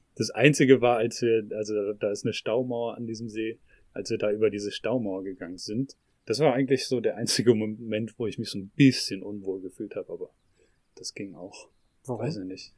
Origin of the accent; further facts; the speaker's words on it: Northern Germany, Germany; moved away; ich bin in Norddeutschland aufgewachsen, aber lebe jetzt seit längerer Zeit im Süden